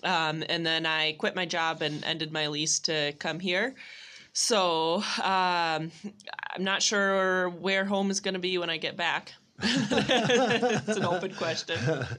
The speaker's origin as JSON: {"language": "English", "region": "Michigan", "country": "United States", "tie": "born there", "also_born_or_lived": "Washington State", "said": "Well, I was born in Michigan, these days I just travel. And so most recently I was living in Washington State"}